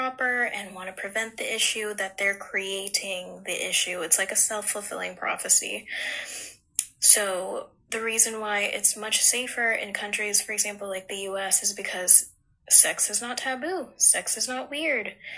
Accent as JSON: {"language": "English", "country": "Philippines", "said": "as a Filipino and getting torn down by my own Filipino people"}